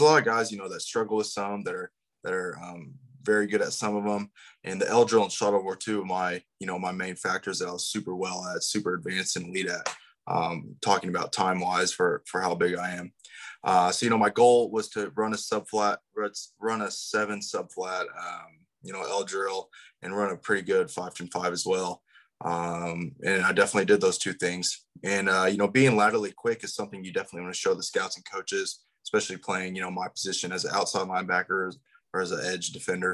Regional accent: Topeka, Kansas, United States; I'm actually from the far outskirts of Topeka

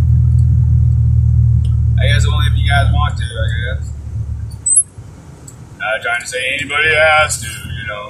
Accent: United States; I'm an American

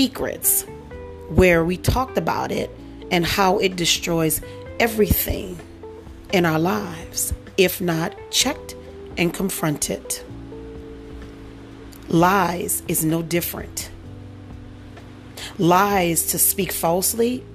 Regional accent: New Orleans, Louisiana, United States; moved away; also born or lived in Dallas, Texas; New Orleans, Louisiana, by way of Dallas, Texas

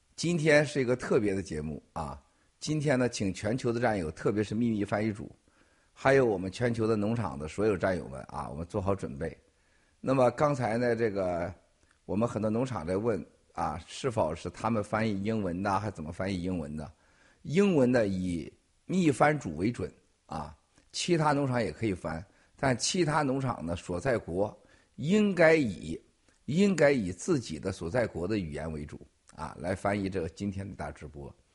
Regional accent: China; 我本人来自中国

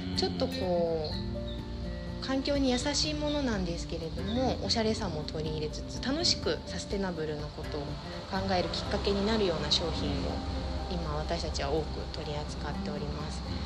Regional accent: Yamanashi, Japan; 私山梨地元出身で河口湖にあるホテルで赤女将の補佐をしておりました

